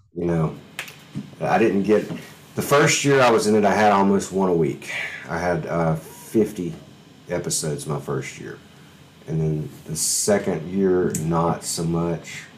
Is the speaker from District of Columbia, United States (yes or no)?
no; Alabama, United States; moved away; I'm from Alabama originally